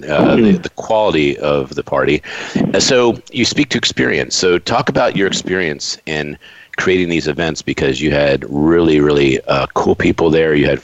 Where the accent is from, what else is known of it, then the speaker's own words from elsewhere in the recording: Rhode Island, United States; I'm from Rhode Island